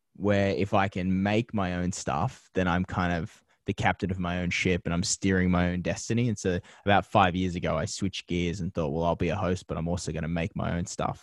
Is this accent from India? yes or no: no; Penrith, New South Wales, Australia; moved away as an adult; now in Los Angeles, United States; growing up in Penrith